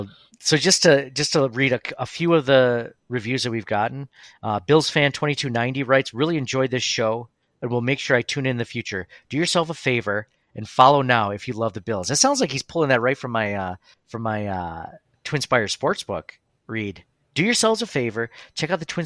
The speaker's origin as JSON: {"language": "English", "country": "United States", "said": "as an American"}